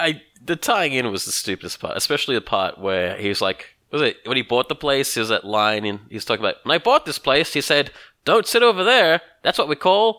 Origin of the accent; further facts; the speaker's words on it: Australia; I don't go around saying I'm Australian.